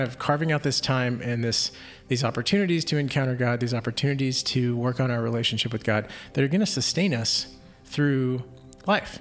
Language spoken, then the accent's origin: English; Houston, Texas, United States; I grew up in Houston, so or Houston area